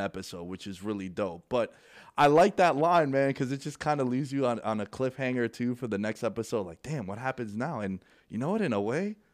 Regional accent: New York City, New York, United States; Born and raised in New York. Um, Queens Boulevard is three blocks away

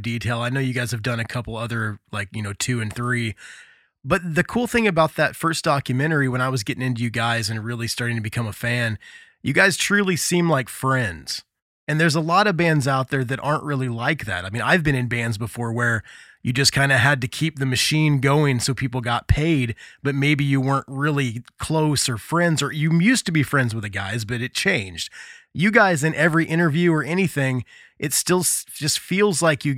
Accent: Muncie, Indiana, United States; also born or lived in Gulf Shores, Alabama / Jamaica; I was born in Muncie. That's where I live currently.

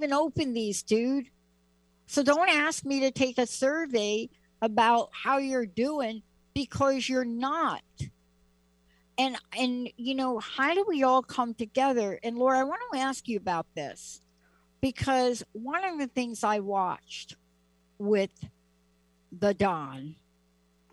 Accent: New York, United States; I'm from New York. I'm from the East Coast

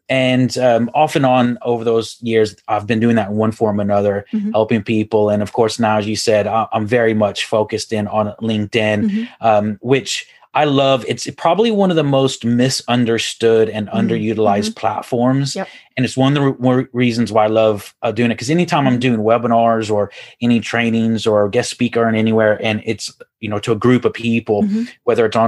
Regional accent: Houston, Texas, United States; accent: Texas; now in Ireland; So I'm originally from Houston, Texas, and I think I've lost my Texas accent, though.

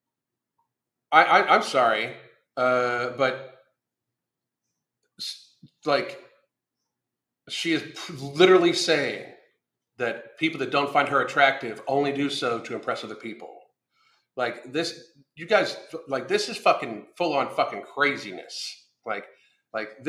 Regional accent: United States

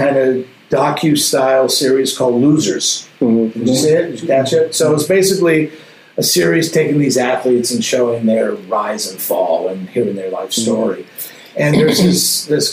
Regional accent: Montreal, Quebec, Canada; I grew up in Montreal

